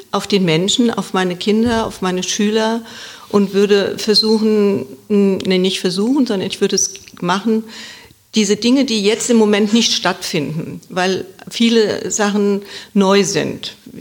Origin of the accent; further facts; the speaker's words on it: Wiesbaden, Hesse, Germany; ich bin gebürtige Wiesbadenerin